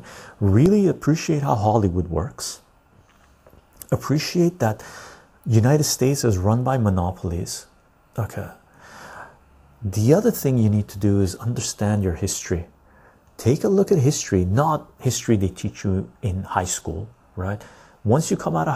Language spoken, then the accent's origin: English; West Coast Canada, Canada; also born or lived in Iran; I was born in Iran, Armenian ancestry, but I came to Canada when I was like this tall, really young, right? So I'm West Coast Canadian mentality